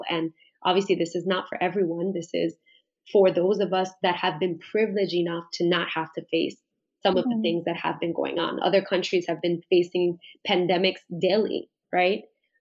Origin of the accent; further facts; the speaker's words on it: New York, United States; I was born and raised in Brooklyn